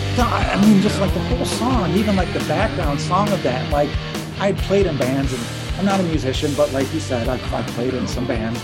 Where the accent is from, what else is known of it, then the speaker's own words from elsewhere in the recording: Livingston County, Michigan, United States; we're from Livingston County